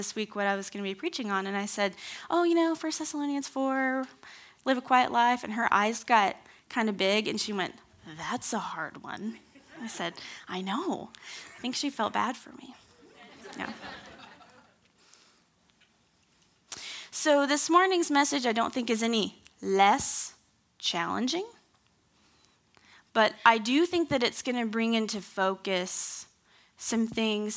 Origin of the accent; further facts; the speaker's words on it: Kansas City, Missouri, United States; moved away as an adult; now in Campbellsville, United States; I grew up in Kansas City. Kind of. Sixth grade through 12th grade.